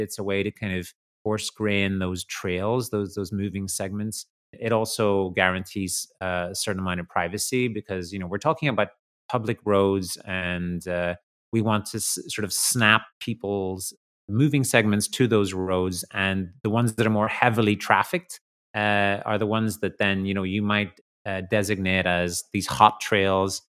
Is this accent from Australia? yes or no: no; Ireland; I grew up in Ireland, and in the country